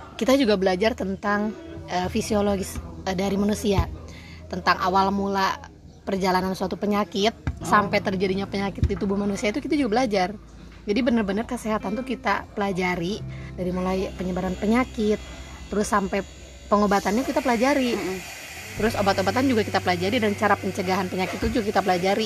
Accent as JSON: {"language": "Indonesian", "town": "Bandung", "region": "West Java", "country": "Indonesia", "said": "aku dari Bandung"}